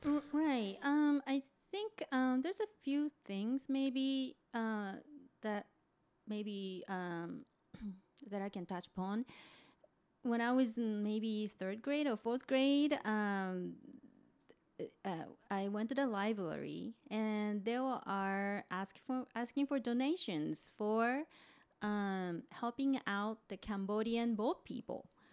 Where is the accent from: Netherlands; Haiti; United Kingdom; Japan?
Japan; Kofu, Yamanashi; English is a second language; moved away as an adult; I'm a Japanese native. I was born and raised in Japan, uh, lived until late twenties. So, yeah, um, uh, so I'm from, uh, the town of Kofu